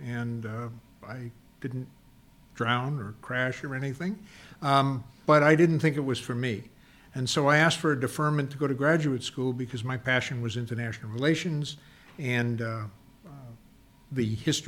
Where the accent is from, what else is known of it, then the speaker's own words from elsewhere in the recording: Rhode Island, United States; moved away as an adult; I was from Rhode Island, a union-run state at the time